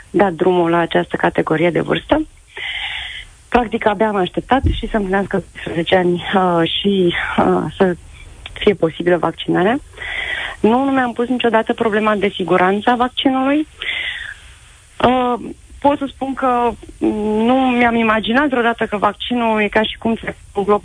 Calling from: Bucharest, Romania; din București, am un băiat de 12 ani și jumătate

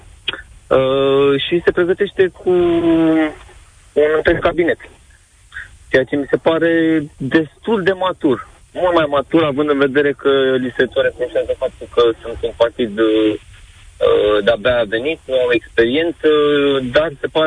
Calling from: United Kingdom; Vă, vă sunt din Marea Britanie.

